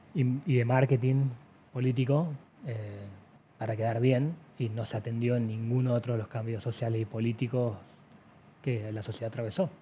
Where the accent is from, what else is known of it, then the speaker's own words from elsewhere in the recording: Salta, Argentina; somos los salteños